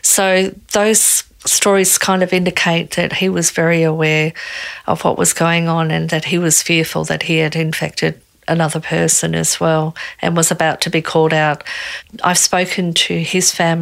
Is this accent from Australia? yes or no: yes; Australia; I'm Australian.